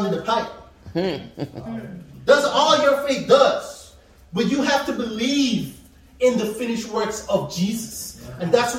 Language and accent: English; Guyana; moved away; Back in my country, I'm from Guyana, so it's tropics, and it rains a lot.